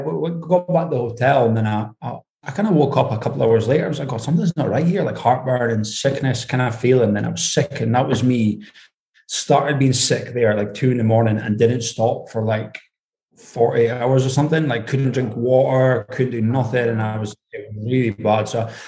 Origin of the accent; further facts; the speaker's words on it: Aberdeen, Scotland, United Kingdom; accent: Scottish; Yeah, up in Aberdeen. I mean, my accent's actually pretty neutral because I've worked away from home for so many years, like around different people.